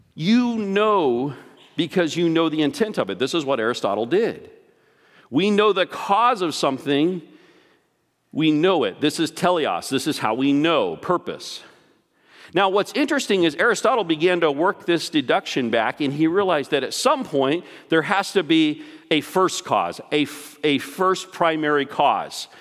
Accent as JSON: {"language": "English", "region": "Texas", "country": "United States", "tie": "born or raised there", "said": "I grew up in Texas"}